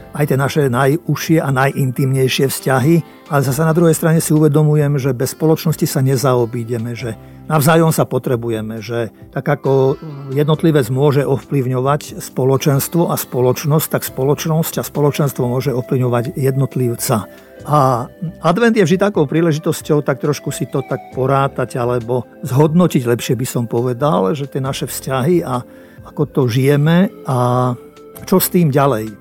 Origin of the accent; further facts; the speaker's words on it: Slovakia; sme Slováci aj štedrí